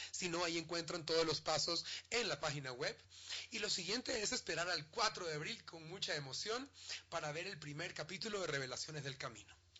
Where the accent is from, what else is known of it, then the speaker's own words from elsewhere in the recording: Ecuador; Como ecuatorianos